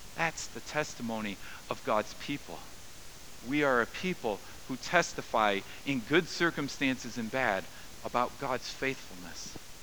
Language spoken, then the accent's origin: English; United States; I'm an American